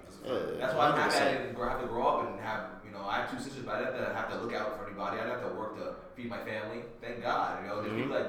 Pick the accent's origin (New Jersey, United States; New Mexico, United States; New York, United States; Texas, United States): New York, United States; Rye; I was raised in a good part of Westchester, I grew up in Rye. And I have cousins, like I'm half black and half white